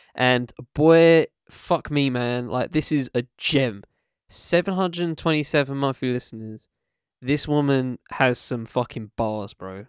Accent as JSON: {"language": "English", "area": "Essex", "region": "East of England", "country": "United Kingdom", "tie": "born or raised there", "also_born_or_lived": "Camden, London"}